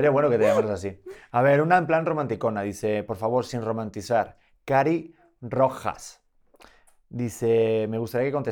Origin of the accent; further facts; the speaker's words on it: Aguascalientes, Mexico; Y tú, y conmigo, que sepas que yo soy de Aguascalientes